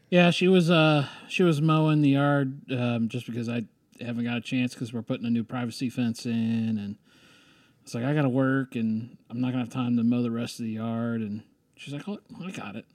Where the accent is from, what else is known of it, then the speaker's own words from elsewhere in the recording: Ohio, United States; moved away as an adult; also born or lived in San Francisco; now in Stillwater, United States; growing up in Ohio, being on the high school golf team